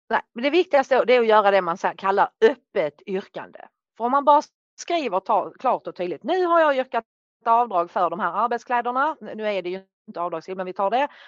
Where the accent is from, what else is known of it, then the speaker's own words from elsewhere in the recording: Norrland, Sweden; jag är norrlänning